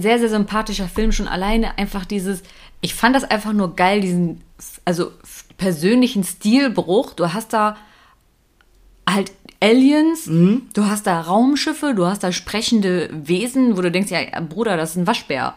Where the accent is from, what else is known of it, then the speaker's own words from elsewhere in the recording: Germany; wir Deutschen